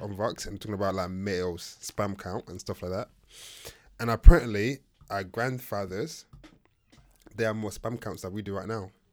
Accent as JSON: {"language": "English", "country": "Nigeria", "said": "I'm Nigerian."}